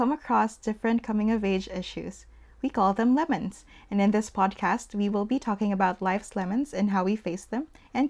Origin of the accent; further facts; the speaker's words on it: Manila, Metro Manila, Philippines; now in Vancouver, Canada; I grew up in Manila, Philippines. My family and I moved to Vancouver in the late 2000s.